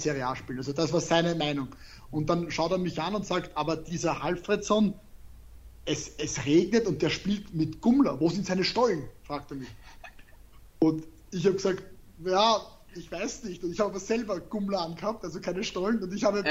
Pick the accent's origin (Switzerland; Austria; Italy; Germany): Austria; ich spreche Deutsch, ich bin aus Österreich